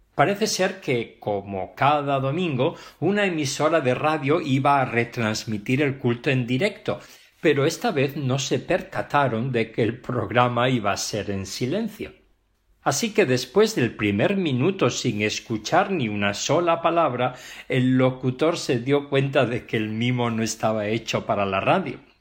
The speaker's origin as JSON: {"language": "Spanish", "town": "Pravia", "region": "Asturias", "country": "Spain", "tie": "born or raised there", "moved": "yes", "lives_now": "Barcelona, Spain", "said": "En mi Asturias querida y concretamente en Pravia, en la villa donde yo nací"}